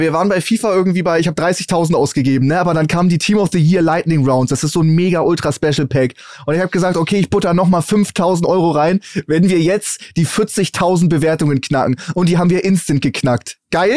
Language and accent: German; Hamburg, Germany; als Hamburger